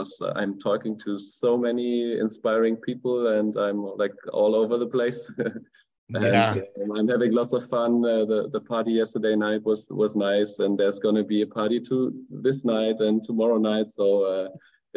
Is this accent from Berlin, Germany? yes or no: no; Freiburg, Baden-Württemberg, Germany; I'm from Freiburg, from the Black Forest area in Germany at the very southwest, bordering France and Switzerland.